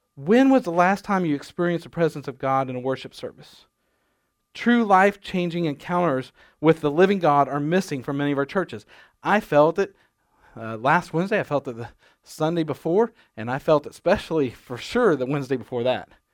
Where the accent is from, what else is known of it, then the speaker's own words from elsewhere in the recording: Nebraska, United States; moved away; I grew up in Nebraska